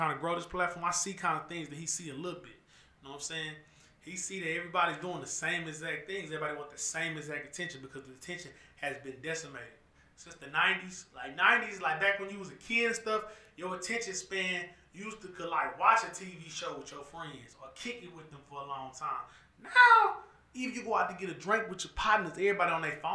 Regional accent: Houston, Texas, United States; I'm from Houston

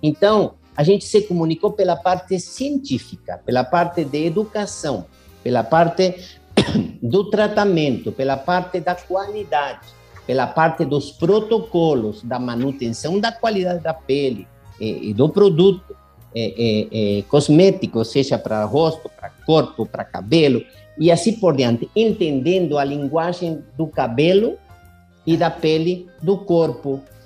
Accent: Buenos Aires, Argentina; moved away; eu sou argentino e em Buenos Aires, onde eu nasci

